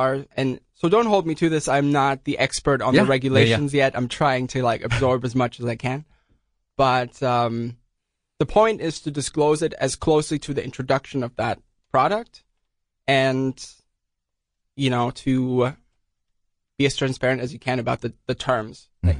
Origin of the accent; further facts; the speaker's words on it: Würzburg, Bavaria, Germany; It was in Würzburg, Germany.